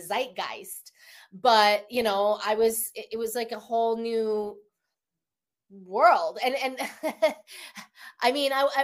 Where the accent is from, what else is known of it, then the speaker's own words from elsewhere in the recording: Denver, Colorado, United States; moved away as an adult; also born or lived in Evanston, Illinois / Taos, New Mexico; now in Los Angeles, United States; I'm from Denver.